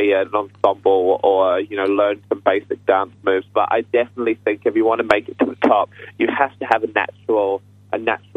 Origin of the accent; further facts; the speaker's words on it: United Kingdom; being a British guy myself